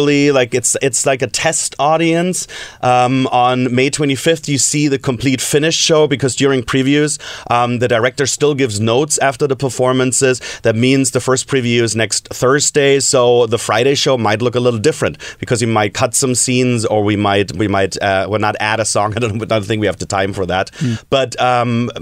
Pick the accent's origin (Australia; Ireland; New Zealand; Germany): Germany; moved away; I'm from Germany